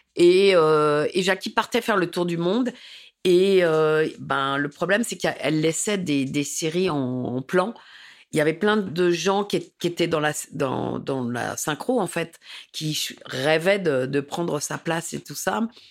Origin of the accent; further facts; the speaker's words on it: Paris, Île-de-France, France; also born or lived in Saint-Denis; J'ai grandi, je suis né à Paris et j'ai grandi à Paris.